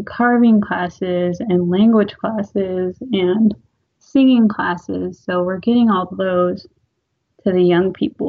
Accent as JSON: {"language": "English", "town": "Neah Bay", "region": "Washington", "country": "United States", "tie": "born or raised there", "said": "Born and raised here, small"}